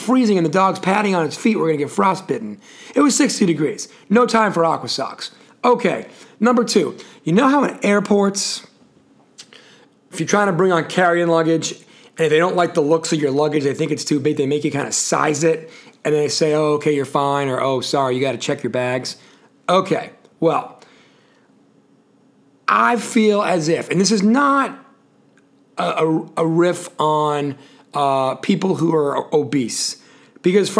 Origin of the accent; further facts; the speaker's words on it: New England, United States; now in Charlotte, United States; where I come from up in New England